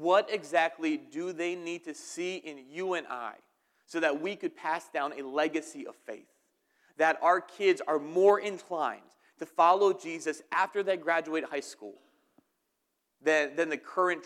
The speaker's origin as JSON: {"language": "English", "region": "New Jersey", "country": "United States", "moved": "yes", "said": "I am from New Jersey"}